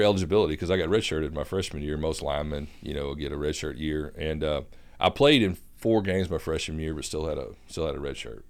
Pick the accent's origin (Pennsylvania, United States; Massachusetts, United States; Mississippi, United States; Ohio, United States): Mississippi, United States; Summit; moved away as an adult; also born or lived in Dubai / Dhahran, Saudi Arabia; I'm actually from a very small rural town in southwest Mississippi, a little town called Summit.